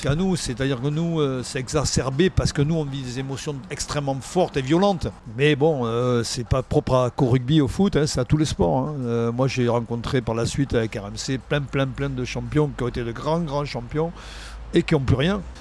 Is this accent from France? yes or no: yes; Cahors, Occitania, France; Je viens de Cahors quand même, hein. je suis foie gras. Euh, les os de canard. Euh, moi, j'ai grandi dans ça.